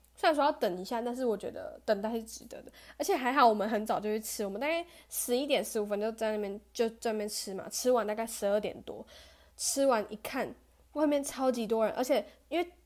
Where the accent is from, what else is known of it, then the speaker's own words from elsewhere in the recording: Taichung, Taiwan; moved away as an adult; now in Kaohsiung, Taiwan; 我是台中人嘛